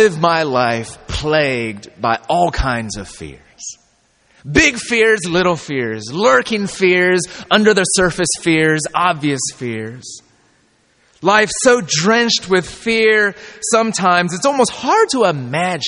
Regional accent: California, United States; I'm from California

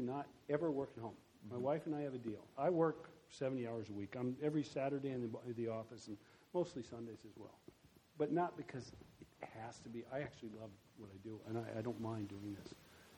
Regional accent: Germany; also born or lived in Iowa; I grew up then in Germany and stayed there, and then I went to law school there

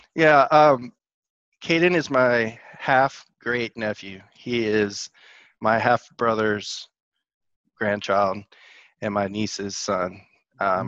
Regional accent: Dallas, Texas, United States; moved away as an adult; also born or lived in Georgia; now in Atlanta, United States; I'm a Texas boy living in Georgia right now. Uh, I grew up most of my life in Dallas.

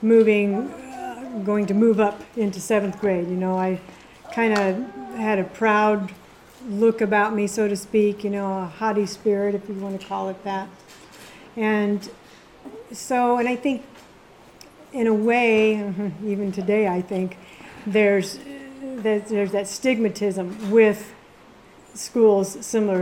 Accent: Kearney, Nebraska, United States; now in Hastings, United States; I was born and raised in Kearney, Nebraska.

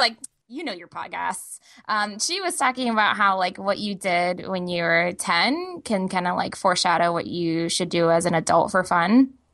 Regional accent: Texas, United States; moved away; I'm originally from Texas

